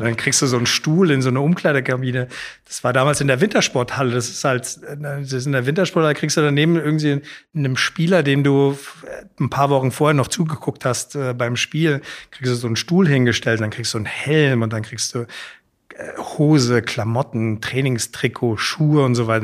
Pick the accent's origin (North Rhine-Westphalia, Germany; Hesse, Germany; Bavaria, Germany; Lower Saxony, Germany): Hesse, Germany; Frankfurt; also born or lived in Hamburg; aufgewachsen in Altsachsenhausen